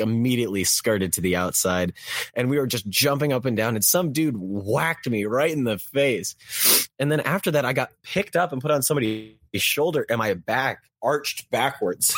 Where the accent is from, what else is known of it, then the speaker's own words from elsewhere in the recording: Texas, United States; I was born and raised in Texas land